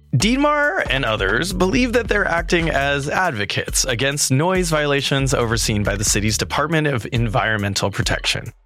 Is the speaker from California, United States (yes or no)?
yes; California, United States; I'm from California